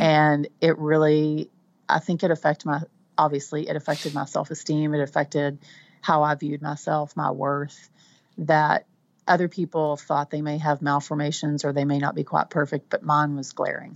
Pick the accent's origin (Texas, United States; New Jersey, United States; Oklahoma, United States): Texas, United States; Texas Panhandle, United States; accent: Texan; now in Central Texas, United States; I'm from the Panhandle, which is the top part of Texas. We tend to be um, a little twangier